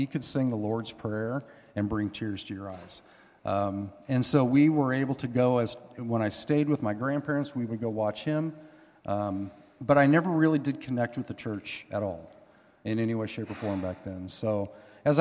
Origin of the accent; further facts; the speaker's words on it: Hanna City, Illinois, United States; now in Canton, United States; We live here in Canton, but I was born and raised in Hannah City